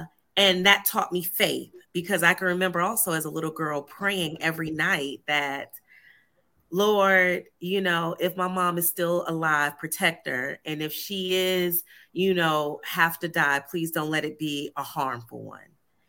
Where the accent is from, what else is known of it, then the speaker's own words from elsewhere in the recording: Atlanta, Georgia, United States; born there; also born or lived in Cleveland, Ohio; I was born in Atlanta, Georgia, ended up joining the Navy from Cleveland, Ohio.